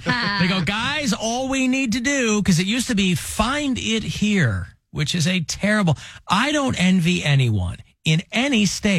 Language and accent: English; Utica, New York, United States; No, I'm from Utica.